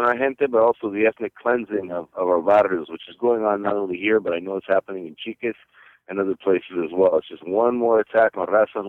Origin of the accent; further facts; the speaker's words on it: San Diego, California, United States; I'm from San Diego, Califas, of course, born and raised.